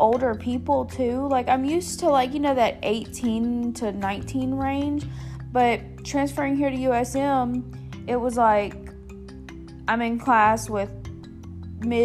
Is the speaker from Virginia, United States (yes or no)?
no; Long Beach, Mississippi, United States; also born or lived in Wiggins, Mississippi; now in Hattiesburg, United States; I'm originally from Long Beach, Mississippi, but I moved to Wiggins in 2008 whenever my mom remarried